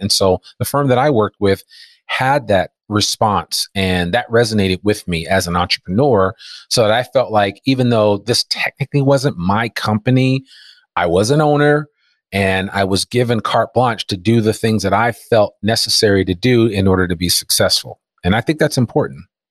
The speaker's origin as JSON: {"language": "English", "town": "Teaneck", "region": "New Jersey", "country": "United States", "tie": "born or raised there", "also_born_or_lived": "Washington, D.C.", "moved": "as an adult", "lives_now": "Fayetteville, Arkansas, United States", "said": "I grew up in Teaneck, New Jersey, so I'm an East Coaster at heart"}